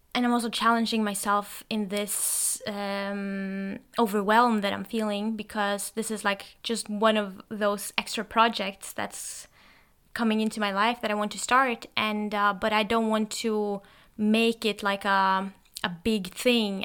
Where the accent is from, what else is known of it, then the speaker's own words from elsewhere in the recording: Norway; first language Norwegian; English is a second language; I'm actually Norwegian, and that's my native language